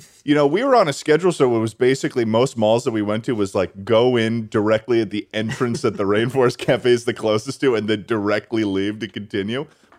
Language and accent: English; Massachusetts, United States; I'm actually from Massachusetts.